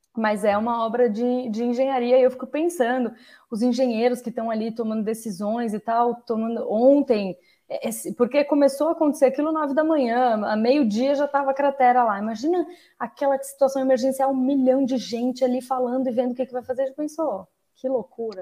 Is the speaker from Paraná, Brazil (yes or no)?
no; São Paulo, Brazil; eu sou de São Paulo